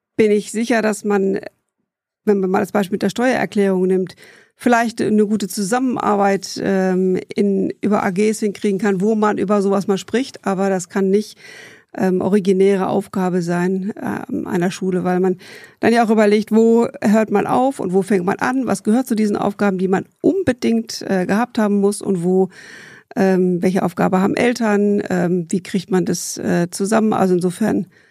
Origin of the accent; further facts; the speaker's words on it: Bielefeld, North Rhine-Westphalia, Germany; also born or lived in Heidelberg / Dortmund; Aufgewachsen bin ich äh, in Bielefeld